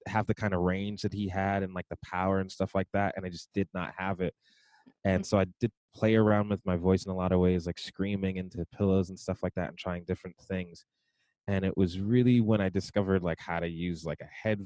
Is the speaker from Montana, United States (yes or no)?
no; New York City, New York, United States; I'm from Brooklyn